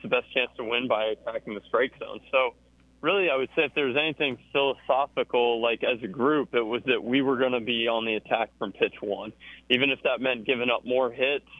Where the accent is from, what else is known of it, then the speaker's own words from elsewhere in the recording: Georgia, United States; now in Auburn, United States; I grew up in Georgia